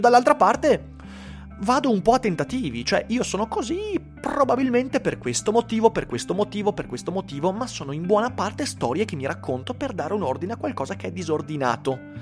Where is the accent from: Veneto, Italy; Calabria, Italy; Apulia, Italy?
Veneto, Italy; Vicenza; sono vicentino